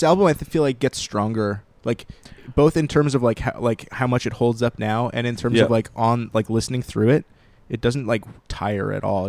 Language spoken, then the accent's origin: English; Philadelphia, Pennsylvania, United States; I'm from Fishtown.